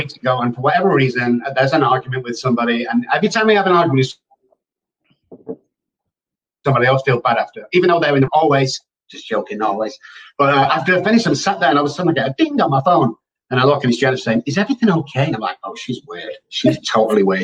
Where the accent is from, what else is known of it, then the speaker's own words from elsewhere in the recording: Manchester, North West England, United Kingdom; now in San Antonio, United States; I'm from Manchester, United Kingdom